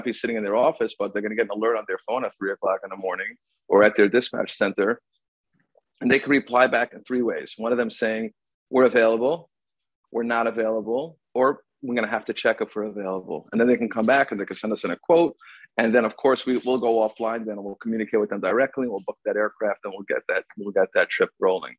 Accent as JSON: {"language": "English", "town": "Lakewood", "region": "New Jersey", "country": "United States", "tie": "born or raised there", "said": "I was born and raised there, and that's where I live"}